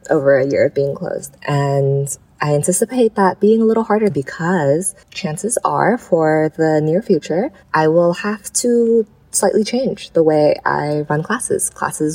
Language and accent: English; Hong Kong; moved away; growing up in Hong Kong, having the history of SARS